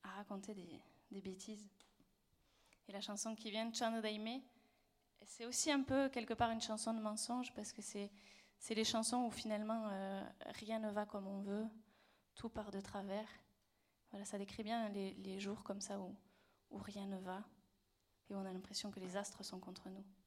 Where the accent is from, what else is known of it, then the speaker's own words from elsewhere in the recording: Toulouse, Occitania, France; accent: Occitan; on vient de Toulouse